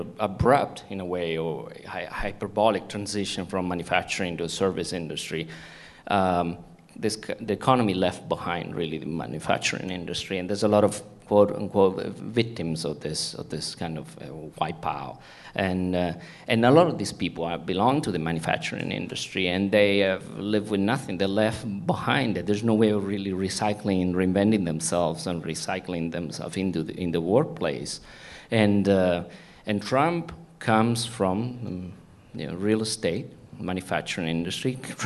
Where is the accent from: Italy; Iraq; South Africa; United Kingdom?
Italy; accent: Italian; English is a second language; now in United States; I was born in Italy. In the US, small town. If I know I don't have an accent anymore, but I used to have an Italian. Yeah, I'm from Italy, and a small town, blue collar, shoe working, people